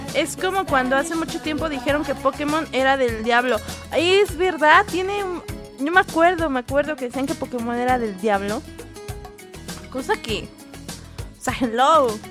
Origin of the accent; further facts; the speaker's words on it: Mexico; yo siendo mexicana